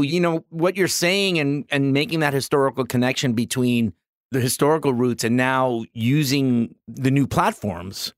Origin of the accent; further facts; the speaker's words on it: New York City, New York, United States; I still think about the times growing up in the Bronx when that was happening